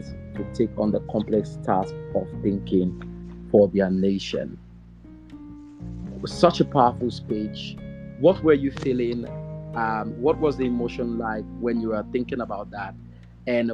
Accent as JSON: {"language": "English", "country": "Sierra Leone", "said": "Sierra Leone, my home country"}